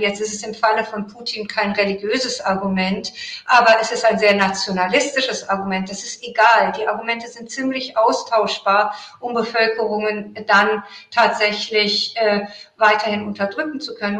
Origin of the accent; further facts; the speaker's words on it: Iran; moved away; ich bin Iranerin